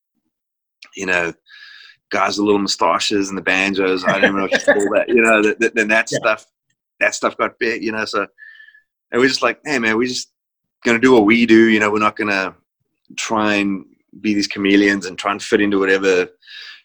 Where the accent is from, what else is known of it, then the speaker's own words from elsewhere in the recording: South Africa; growing up in South Africa